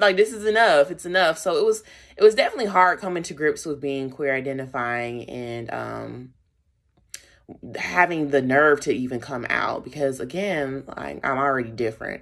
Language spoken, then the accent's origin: English; Charlotte, North Carolina, United States; I was raised in Charlotte, North Carolina